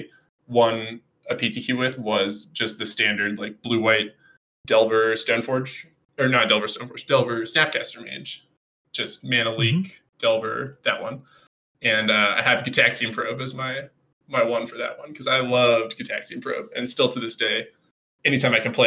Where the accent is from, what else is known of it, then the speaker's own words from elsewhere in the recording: San Diego, California, United States; I'm from San Diego, so I've played a lot in California over the last, I don't know, 2 decades